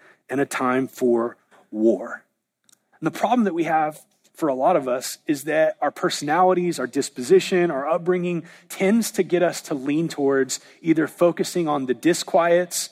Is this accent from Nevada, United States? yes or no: no; Southern California, United States; now in Oklahoma, United States; I was raised in Southern California where there really aren't seasons, and moving to Oklahoma